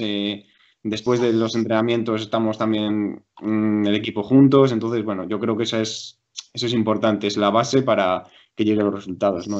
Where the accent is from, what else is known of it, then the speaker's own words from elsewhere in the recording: Valladolid, Castile and León, Spain; also born or lived in Madrid; yo nací en Madrid, pero me vine desde a los cinco años aquí a Valladolid